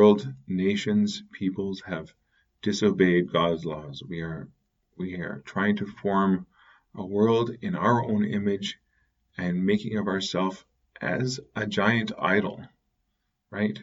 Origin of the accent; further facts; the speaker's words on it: Canada; as growing up in Canada, became Catholic in the middle of the wilderness